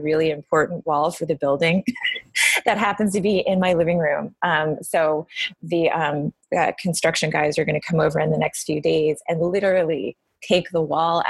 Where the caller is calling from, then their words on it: New York, United States; I'm calling in from New York. I am in my apartment.